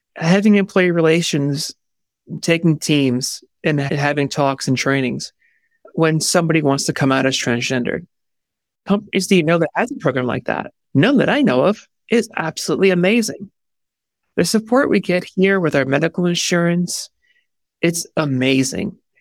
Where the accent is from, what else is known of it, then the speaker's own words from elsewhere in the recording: New York, United States; I am from New York